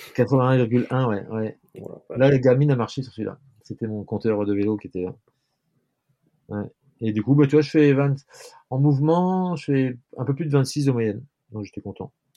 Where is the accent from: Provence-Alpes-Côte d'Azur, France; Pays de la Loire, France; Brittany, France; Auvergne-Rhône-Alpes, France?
Brittany, France; Je suis breton